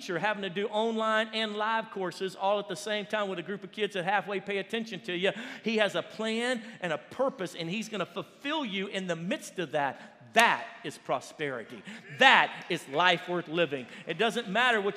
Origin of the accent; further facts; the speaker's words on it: Baton Rouge, Louisiana, United States; moved away; we're from Louisiana. And we would drive down to New Orleans, about an hour and a half away from Baton Rouge where we lived